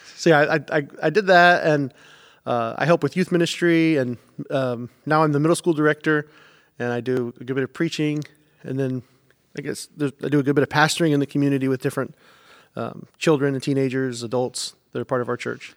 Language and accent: English; United States; moved away; also born or lived in Indiana / North Carolina / Georgia; I grew up, like I said, North Carolina, Georgia